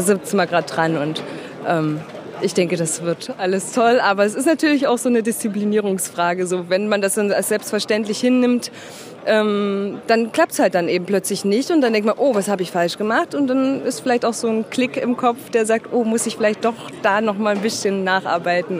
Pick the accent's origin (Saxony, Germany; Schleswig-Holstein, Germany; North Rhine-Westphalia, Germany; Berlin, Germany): Saxony, Germany; Dresden; ich komme aus Dresden